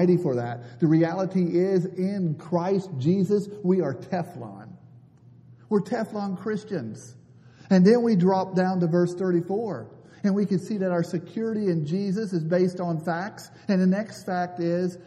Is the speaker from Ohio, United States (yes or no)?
yes; Northeast Ohio, United States; also born or lived in Africa; I'm from Northeast Ohio